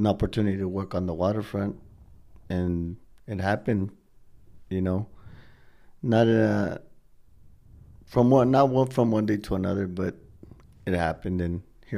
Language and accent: English; Wilmington, California, United States; now in Long Beach, United States; I was raised in Wilmington